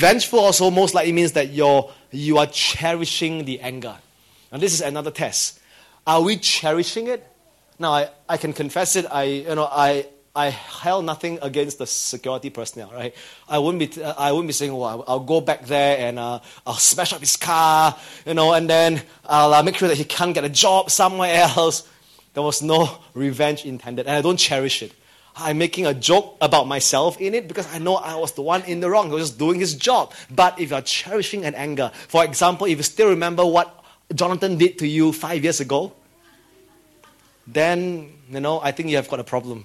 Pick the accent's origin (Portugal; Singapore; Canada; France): Singapore; as a Singaporean